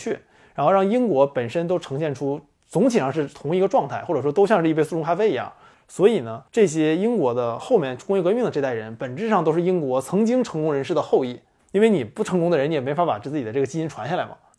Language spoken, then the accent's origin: Chinese; China; 我们中国人